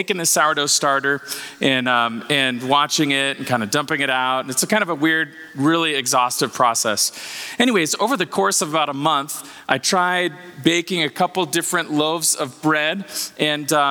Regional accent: Bay Area, California, United States; I'm from the Bay Area.

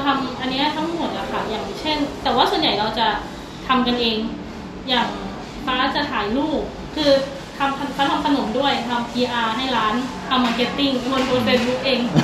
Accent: Khon Kaen, Thailand; เราเป็นคนขอนแก่นเราก็เลยไม่ได้อยากไปอยู่ที่อื่นเพราะว่ามีคุณพ่อคุณแม่ด้วย

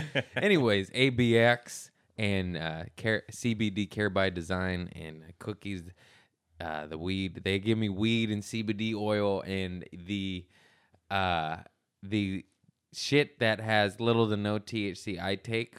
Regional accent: United States; I'm American.

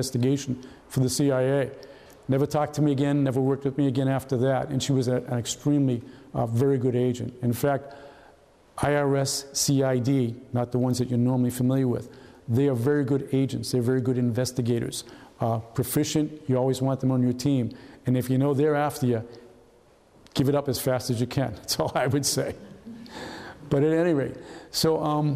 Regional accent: New England, United States; moved away as an adult; also born or lived in Denver; I'm from New England.

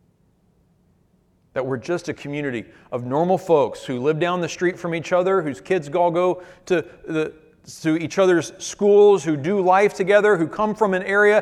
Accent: United States; Our Achilles heel as American Christians

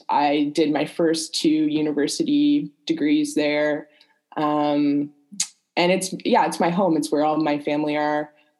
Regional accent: Newfoundland and Labrador, Canada; moved away as an adult; now in Montreal, Canada; I'm not a Montreal native. I am from Newfoundland, which I don't know how familiar you are with Canadian geography, but it's far to the east. It's a island off of the east coast in the Atlantic.

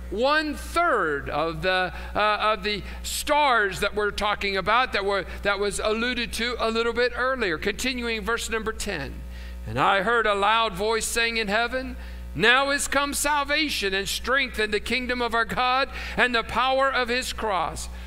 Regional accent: West Virginia, United States; But it all goes back to when I was a boy growing up in West Virginia.

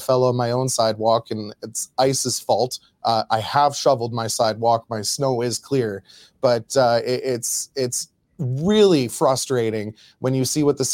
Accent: Medicine Hat, Alberta, Canada; my hometown, Medicine Hat

